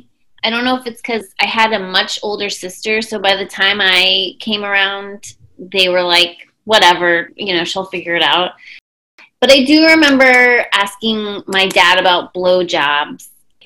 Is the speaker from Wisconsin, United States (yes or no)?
no; New York City, New York, United States; and I grew up in New York City